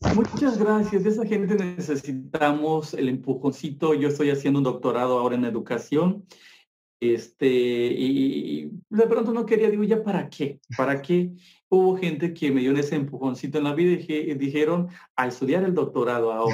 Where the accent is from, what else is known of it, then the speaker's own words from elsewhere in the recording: Mexico; los que venimos de Guerrero, Oaxaca y Chiapas